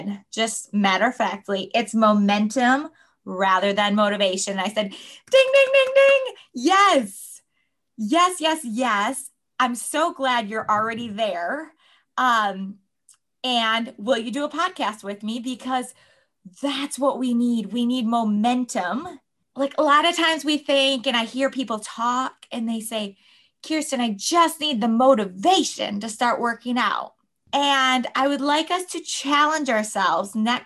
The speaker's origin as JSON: {"language": "English", "region": "Michigan", "country": "United States", "tie": "born or raised there", "also_born_or_lived": "State College, Pennsylvania", "moved": "as an adult", "said": "when we moved to Michigan, my home state."}